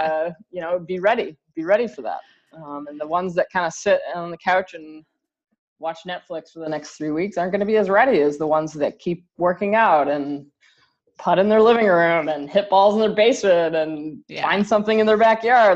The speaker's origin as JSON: {"language": "English", "country": "Canada", "moved": "yes", "lives_now": "Michigan, United States", "said": "I'm Canadian"}